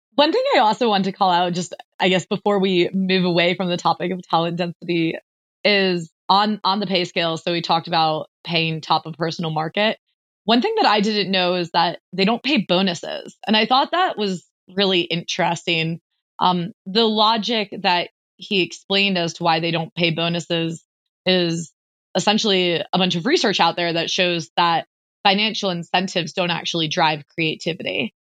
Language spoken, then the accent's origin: English; United States; me as an American